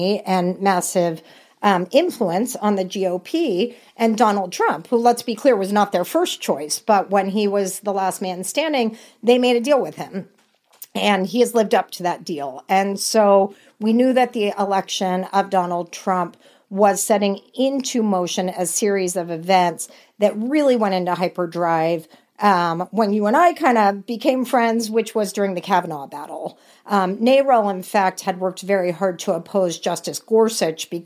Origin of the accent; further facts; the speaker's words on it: Texas, United States; I'm from Texas